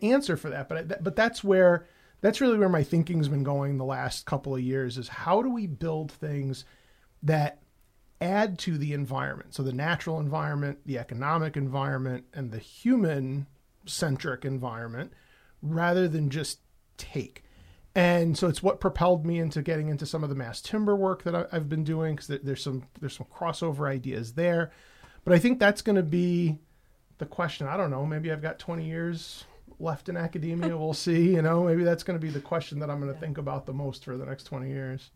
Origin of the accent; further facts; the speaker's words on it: New York City, New York, United States; moved away; I grew up in the Bronx.